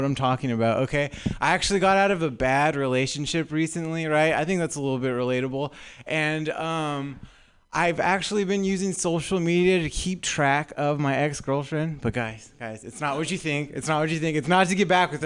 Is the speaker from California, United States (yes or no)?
yes; Southern California, United States; moved away as an adult; now in San Francisco, United States; I'm actually new up here to San Francisco. I'm from Southern California. That's why my voice sounds like